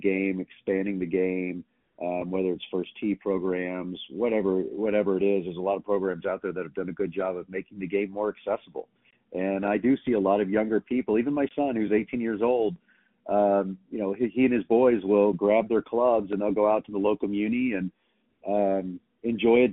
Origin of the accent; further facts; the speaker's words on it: Texas, United States; moved away; also born or lived in Dallas; growing up in Texas, you know, especially in the 70s and 80s when I was growing up